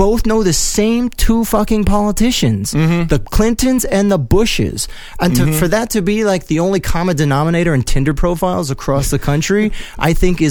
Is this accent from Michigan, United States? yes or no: no; Wisconsin, United States; You and I, we're both from Wisconsin.